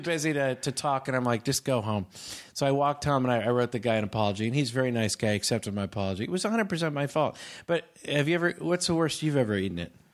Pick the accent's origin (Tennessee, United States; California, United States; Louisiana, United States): California, United States; Northern; now in Manhattan Beach, United States; I'm from Northern California